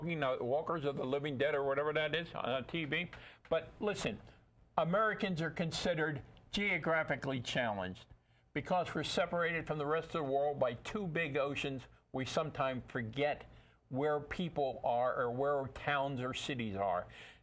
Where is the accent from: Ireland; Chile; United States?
Ireland; As you might notice, I'm Irish.